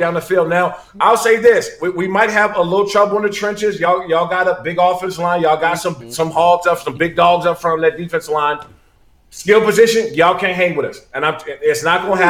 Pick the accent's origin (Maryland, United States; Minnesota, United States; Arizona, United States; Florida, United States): Maryland, United States; also born or lived in Washington, D.C.